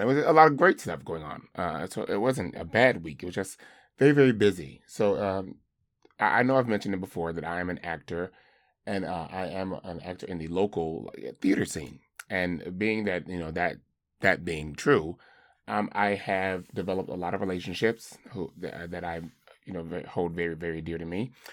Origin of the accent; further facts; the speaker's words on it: the South, United States; I grew up in the South or in a rural community